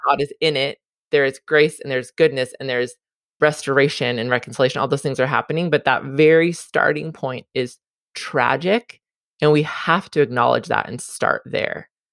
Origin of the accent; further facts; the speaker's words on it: Southern California, United States; also born or lived in Hawaii; I was born and raised in Southern California.